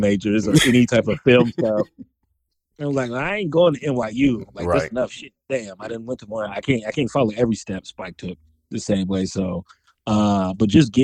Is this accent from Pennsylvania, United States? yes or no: no; Chicago, Illinois, United States; moved away; also born or lived in Atlanta, Georgia; I'm south side of Chicago, born and raised